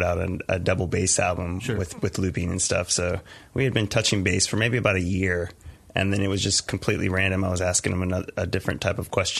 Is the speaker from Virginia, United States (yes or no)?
yes; Richmond, Virginia, United States; I'm from Richmond.